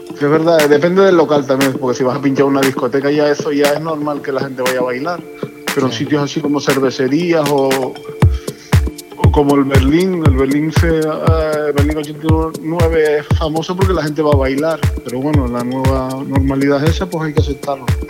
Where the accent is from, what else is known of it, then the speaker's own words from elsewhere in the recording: Tenerife, Canary Islands, Spain; yo nací aquí en Tenerife, y, y pues pertenecía a un grupo de break aquí